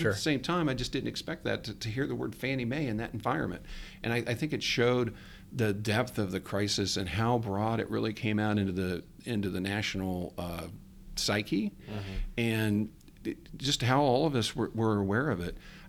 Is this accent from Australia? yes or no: no; Ohio, United States; moved away; I'm from the Midwest, Ohio.